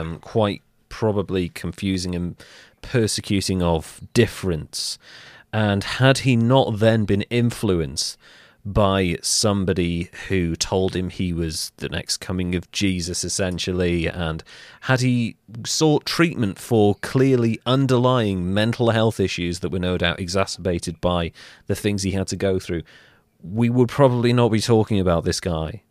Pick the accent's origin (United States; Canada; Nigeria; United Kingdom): United Kingdom